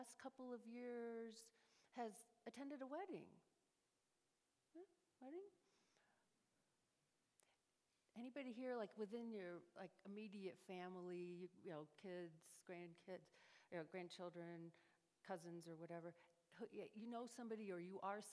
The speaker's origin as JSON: {"language": "English", "region": "New York", "country": "United States", "tie": "born or raised there", "also_born_or_lived": "Chicago / Cleveland", "moved": "as an adult", "lives_now": "Dallas, United States", "said": "I grew up in New York State"}